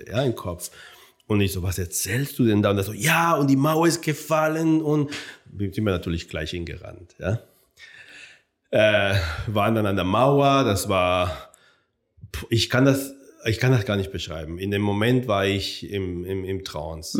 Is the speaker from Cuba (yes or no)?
yes; Cuba; moved away as an adult; also born or lived in Jena, Germany; now in Frankfurt, Germany; geboren wurde ich auf Kuba. Ich bin ja äh, Sohn äh, spanischer Auswanderer und äh, die Anfang des Jahrhunderts, des Jahrhunderts noch nach äh, Kuba äh, gezogen sind. Ähm, und da bin ich aufgewachsen.